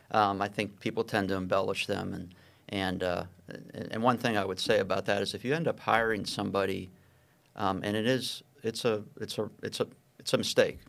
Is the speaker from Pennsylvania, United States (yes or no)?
yes; Pittsburgh, Pennsylvania, United States; I grew up in Pittsburgh and, and went to a small high school, uh, Edgewood High School.